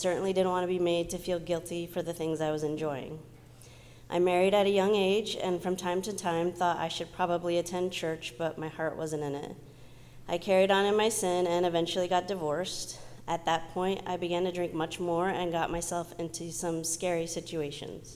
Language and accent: English; Southern California, United States; I grew up in Southern California with my mom and sister